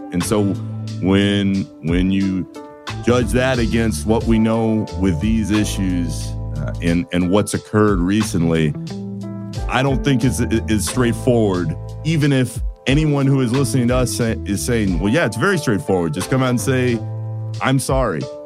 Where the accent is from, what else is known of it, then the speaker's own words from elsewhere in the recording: Orlando, Florida, United States; I grew up in Orlando